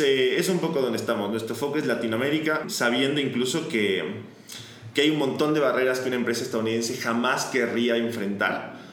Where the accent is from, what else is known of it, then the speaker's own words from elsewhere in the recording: Ecuador; moved away as an adult; now in Buenos Aires, Argentina; me mudé de Ecuador, donde soy, a Buenos Aires, a estudiar economía